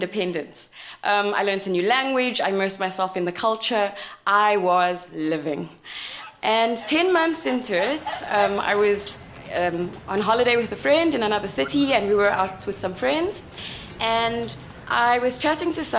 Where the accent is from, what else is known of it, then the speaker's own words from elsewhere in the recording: South Africa; accent: South African; moved away as an adult; also born or lived in South Korea; now in Oman; I'm from South Africa and I was raised in a Muslim community